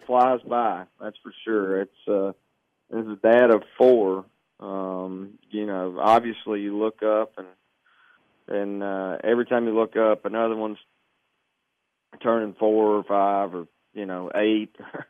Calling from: Arkansas, United States; I'm at home in Arkansas, down south, man.

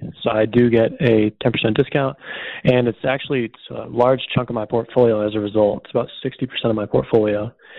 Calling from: Massachusetts, United States; Hi, Stephen, Justin. … I'm calling from Massachusetts.

